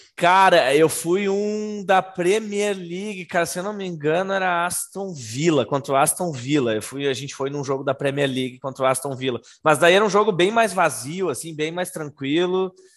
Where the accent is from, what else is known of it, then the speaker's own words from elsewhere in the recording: Brazil; moved away; also born or lived in London, United Kingdom; a gente é do Brasil, a gente veio do Brasil para assistir um jogo aqui na Inglaterra